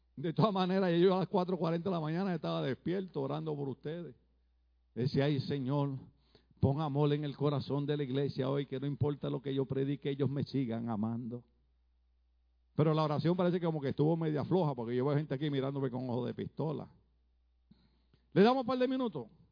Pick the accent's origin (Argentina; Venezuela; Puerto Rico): Puerto Rico; moved away as an adult; now in California, United States; En mi país, Puerto Rico